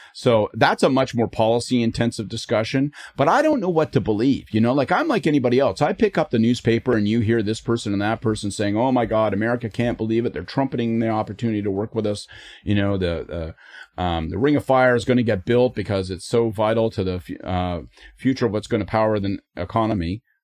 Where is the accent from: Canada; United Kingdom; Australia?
Canada; I am Canadian